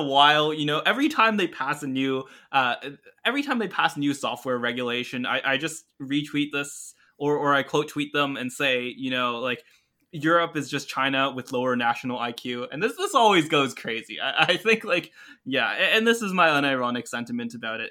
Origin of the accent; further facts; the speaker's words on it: Canada; I grew up in Canada